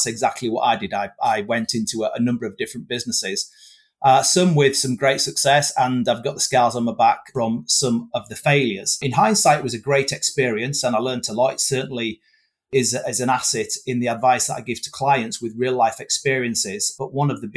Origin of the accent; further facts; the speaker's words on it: Whitby, Yorkshire and the Humber, United Kingdom; I was born and bred in Whitby